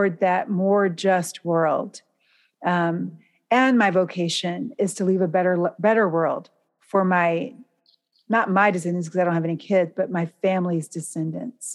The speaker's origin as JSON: {"language": "English", "country": "United States", "said": "as an American"}